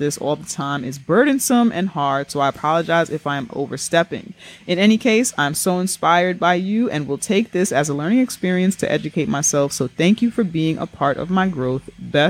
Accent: New York, United States; as a New Yorker who has grown up with mad Puerto Ricans

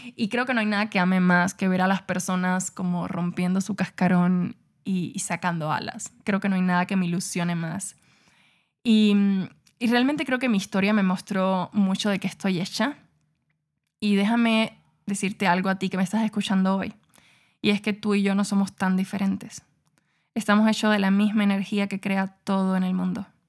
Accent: Cuba; yo nací en Cuba en un barrio súper pobre, con una familia súper disfuncional

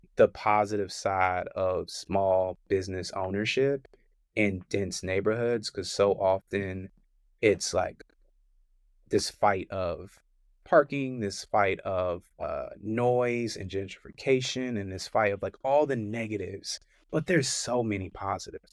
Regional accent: Richmond, Virginia, United States; moved away as an adult; also born or lived in Charlotte, North Carolina; I'm from Richmond, Virginia

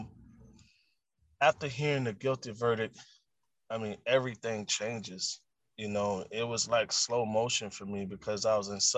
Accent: the South, United States; I'm from the South

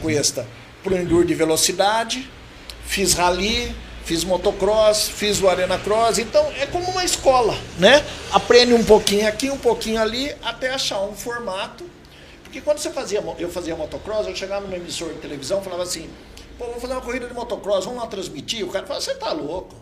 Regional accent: Botucatu, São Paulo, Brazil; also born or lived in Londrina, Paraná / Bragança Paulista; vim para Botucatu muito novo ainda

